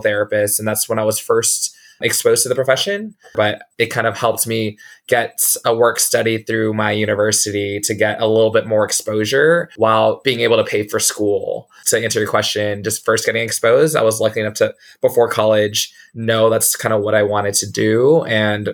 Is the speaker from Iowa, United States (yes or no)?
no; San Antonio, Texas, United States; also born or lived in Houston, Texas; I was born and raised in San Antonio, Texas